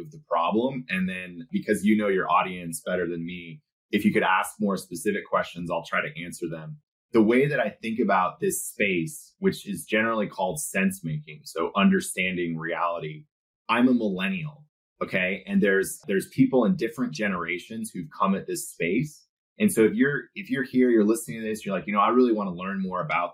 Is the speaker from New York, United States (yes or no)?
no; Silicon Valley, California, United States; I was born in the 80s and I was born in Silicon Valley